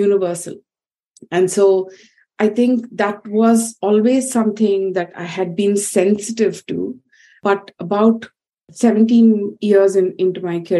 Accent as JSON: {"language": "English", "country": "India", "tie": "born or raised there", "said": "growing up in India, which is really, they say it's a country of multiple centuries at once"}